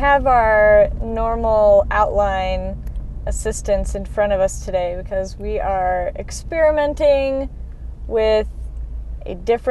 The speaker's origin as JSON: {"language": "English", "town": "Chicago", "region": "Illinois", "country": "United States", "moved": "yes", "lives_now": "Denver, United States", "said": "I'm from Chicago."}